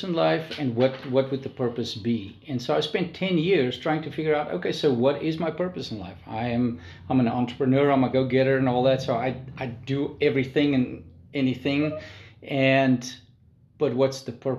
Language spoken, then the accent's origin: English; South Africa; moved away as an adult; now in Nashville, United States; I'm a South African. I'm an expat